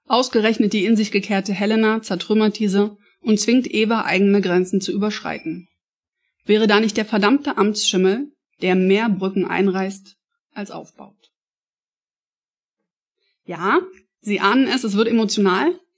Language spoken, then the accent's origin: German; Saxony-Anhalt, Germany; Ich bin selber ein Plattenmädchen, also ich bin selber an der Platte groß geworden. Nicht in Berlin, aber in ähm, einer sachsen-anhaltinischen Kleinstadt.